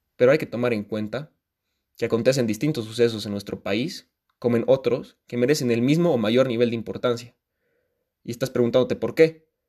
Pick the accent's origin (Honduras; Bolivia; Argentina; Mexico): Bolivia; Como bolivianas y bolivianos